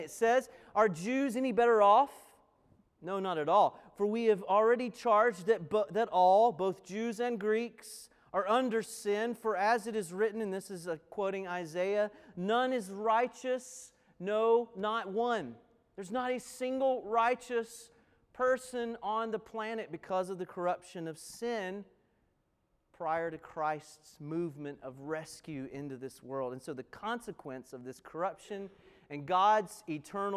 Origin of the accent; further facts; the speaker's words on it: Appalachian Mountains, United States; where I grew up in the Appalachian Mountains